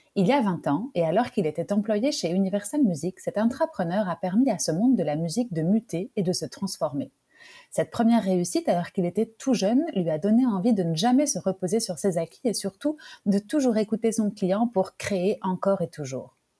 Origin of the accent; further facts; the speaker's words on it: France; en tant que Française